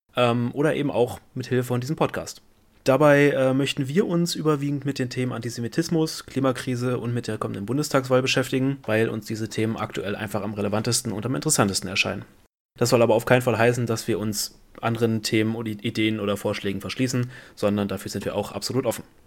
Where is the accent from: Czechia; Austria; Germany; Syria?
Germany; Brandenburg; now in Giessen, Germany; ich komme aus Brandenburg